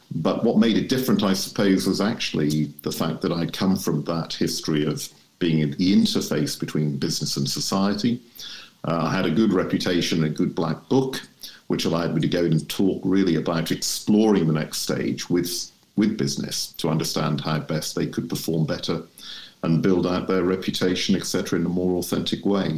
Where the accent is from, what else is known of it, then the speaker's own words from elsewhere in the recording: Shropshire, West Midlands, United Kingdom; I was born and raised in Shropshire, which is where my home is.